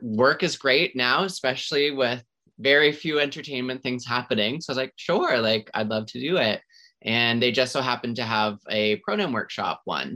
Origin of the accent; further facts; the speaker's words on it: Centreville, New Brunswick, Canada; now in Halifax, Canada; I grew up in a small town New Brunswick